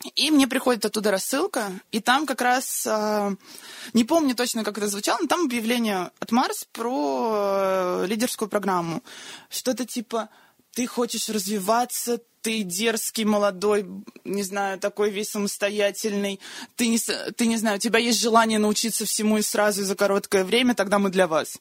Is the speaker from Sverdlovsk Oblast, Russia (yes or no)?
no; Moscow, Russia; moved away as an adult; also born or lived in North Carolina, United States; изначально я из Москвы